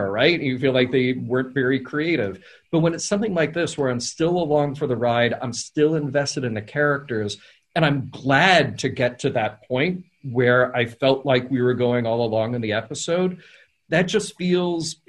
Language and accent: English; the South, United States; I grew up in the South